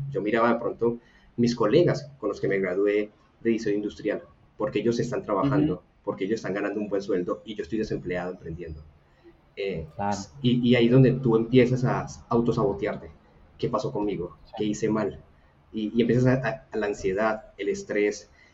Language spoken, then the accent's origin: Spanish; Buga, Valle del Cauca, Colombia; soy una persona de Buga, una ciudad pequeña en Colombia